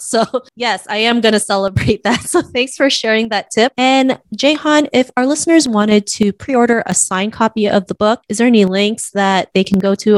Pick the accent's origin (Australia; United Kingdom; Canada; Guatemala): Canada; growing up in Canada.